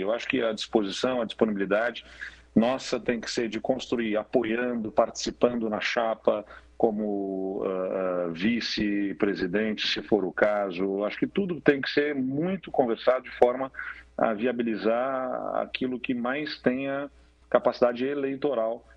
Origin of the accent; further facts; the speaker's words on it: Brazil; como brasileiros